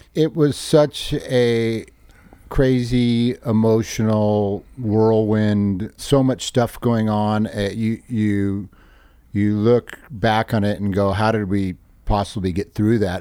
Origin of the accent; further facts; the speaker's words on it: Hermosa Beach, California, United States; We come from Hermosa